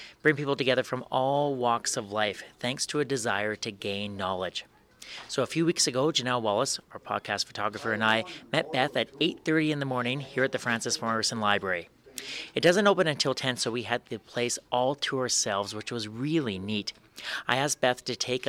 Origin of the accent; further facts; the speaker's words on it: Swift Current, Saskatchewan, Canada; moved away as an adult; also born or lived in Calgary; now in Saskatoon, Canada; When I was growing up in Swift Current, my mom and dad would take my sister and I to the library